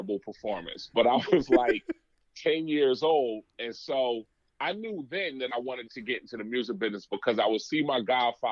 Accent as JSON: {"language": "English", "town": "Rahway", "region": "New Jersey", "country": "United States", "tie": "born or raised there", "said": "I'm from New Jersey, born and raised in Rahway, New Jersey"}